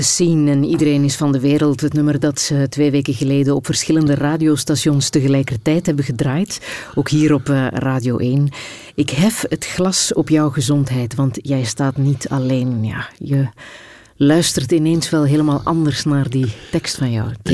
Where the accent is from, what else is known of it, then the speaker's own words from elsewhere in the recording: Flanders, Belgium; bij ons in Vlaanderen